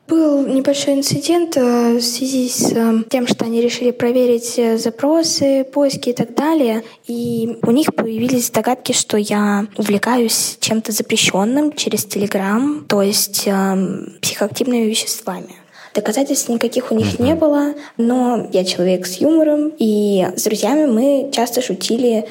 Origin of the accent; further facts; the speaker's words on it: Moscow, Russia; мне 14, я из Москвы